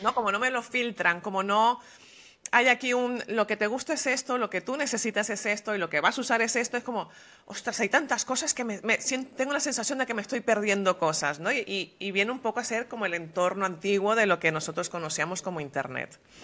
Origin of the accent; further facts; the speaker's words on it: Venezuela; moved away as an adult; also born or lived in Madrid, Spain; yo nací en Venezuela y de la misma generación